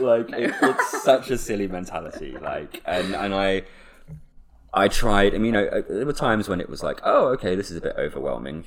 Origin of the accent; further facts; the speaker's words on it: Suffolk, East of England, United Kingdom; now in Leeds, United Kingdom; have been born and raised in the home counties, Suffolk